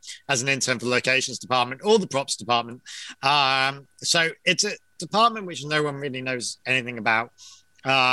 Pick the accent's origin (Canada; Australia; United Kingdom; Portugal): United Kingdom; England; now in Kerry, Ireland; an Englishman